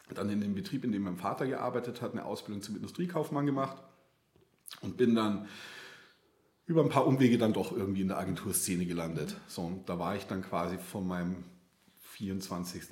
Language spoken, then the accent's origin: German; outside Munich, Bavaria, Germany; weil ich bin ja so vor den Toren Münchens aufgewachsen